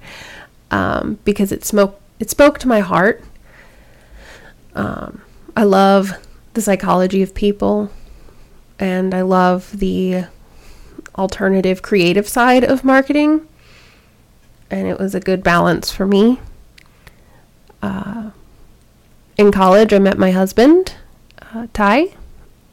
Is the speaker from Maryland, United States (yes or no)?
yes; Baltimore, Maryland, United States; I grew up in Baltimore